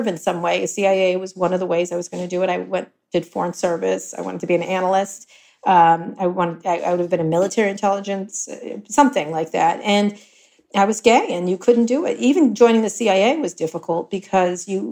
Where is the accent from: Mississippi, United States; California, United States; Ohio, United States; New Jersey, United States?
New Jersey, United States; Princeton; moved away as an adult; also born or lived in Philadelphia, Pennsylvania / New York; I grew up in New Jersey through high school in Princeton, New Jersey